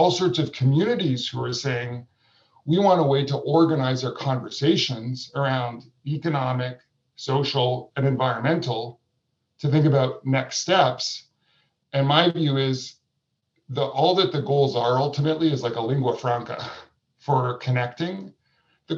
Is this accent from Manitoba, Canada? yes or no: no; Vancouver, British Columbia, Canada; in my home community where I grew up in Vancouver, Canada